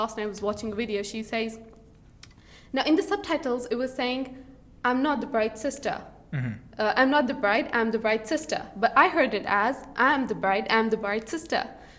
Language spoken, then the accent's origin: English; Saudi Arabia; English is a second language; moved away as an adult; also born or lived in Pakistan; now in Peterborough, United Kingdom; I came from Saudi Arabia last October, but I'm like a Pakistani. So I was born in Pakistan, raised up in Saudi Arabia, now I'm in the UK.